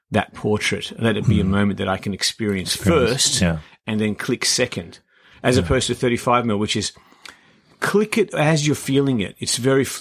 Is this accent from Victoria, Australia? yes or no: no; Canberra, Australian Capital Territory, Australia; also born or lived in Iran; now in Sydney, Australia; I'm from Iran, grew up in Canberra, came to Sydney.